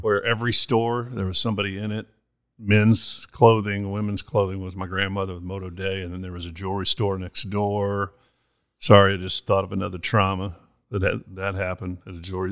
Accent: Monahans, Texas, United States; moved away; my hometown, Monahans, Texas

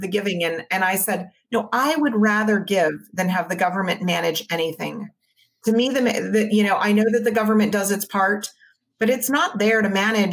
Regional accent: Maui, Hawaii, United States; now in San Diego, United States; My husband and I grew up on Maui

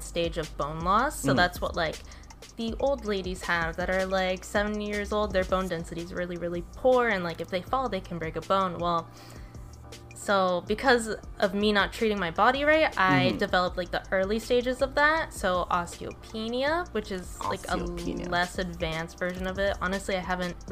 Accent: Oxnard, California, United States; also born or lived in Conejo Valley / Ventura; I grew up here, like in Oxnard.

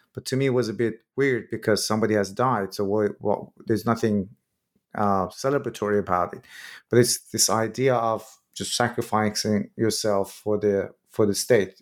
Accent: Iran; moved away; I'm originally from Iran myself

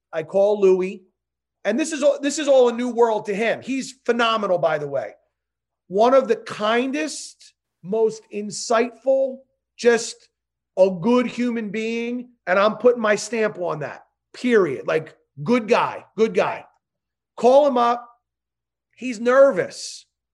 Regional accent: New Jersey, United States; I'm from Jersey

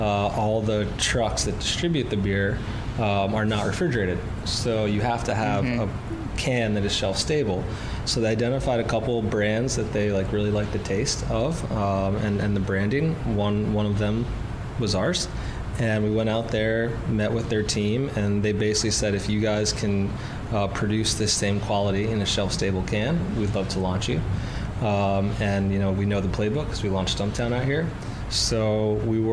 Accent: Greenwich, Connecticut, United States; moved away as an adult; also born or lived in Miami / California / New York City; I grew up in Greenwich, Connecticut

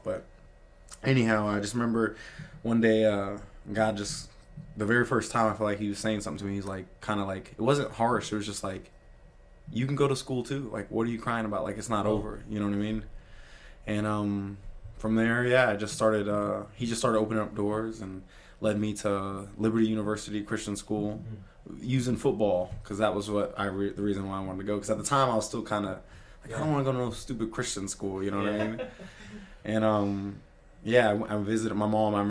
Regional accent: Virginia, United States; I grew up in Virginia

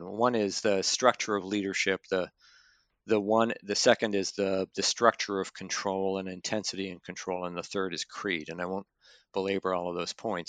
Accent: Canada; moved away; I'm originally from Canada

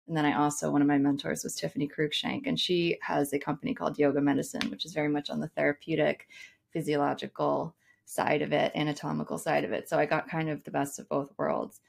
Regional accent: United States; as an American

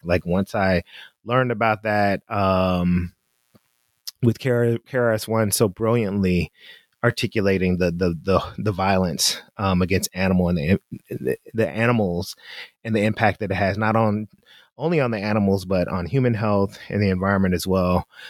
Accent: Memphis, Tennessee, United States; We we're from Memphis

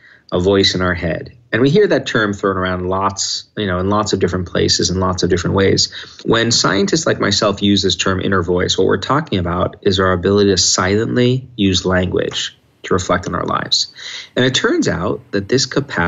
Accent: New York, United States; when I was a little kid and growing up in New York

